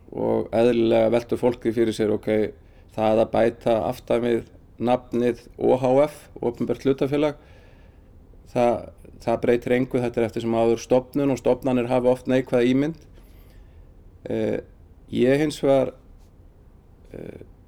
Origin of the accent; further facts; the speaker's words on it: Dalvík, Northeastern Region, Iceland; also born or lived in Akureyri; kem frá Dalvík, eh, var í mennskólanum á Akureyri